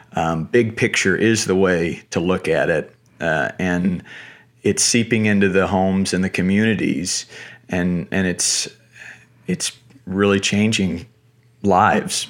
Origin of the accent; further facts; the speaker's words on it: Asheboro, North Carolina, United States; I grew up in North Carolina, small one-horse town, uh, called Ashboro